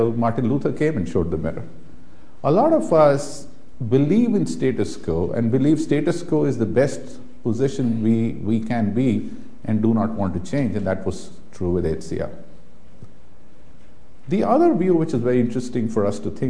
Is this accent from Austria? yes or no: no; India; I have been born and brought up in India